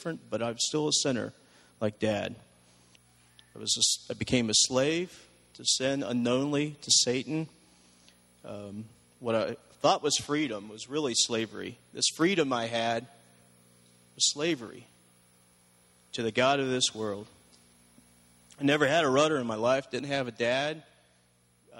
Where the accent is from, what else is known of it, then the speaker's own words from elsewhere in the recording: Columbus, Ohio, United States; I grew up in Columbus, Ohio, in a place called The Bottoms